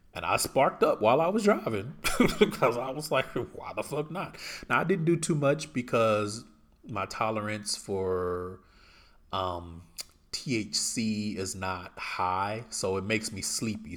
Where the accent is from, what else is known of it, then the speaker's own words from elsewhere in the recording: Houston, Texas, United States; moved away as an adult; I'm from Houston